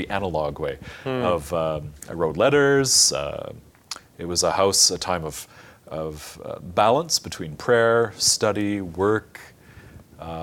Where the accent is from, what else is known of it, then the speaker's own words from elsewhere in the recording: Canada; my home country had changed